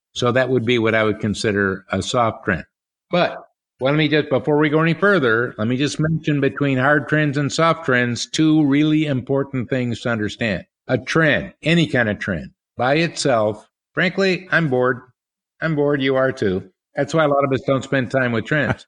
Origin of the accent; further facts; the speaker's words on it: Milwaukee, Wisconsin, United States; also born or lived in San Diego, California; I grew up more in the Milwaukee area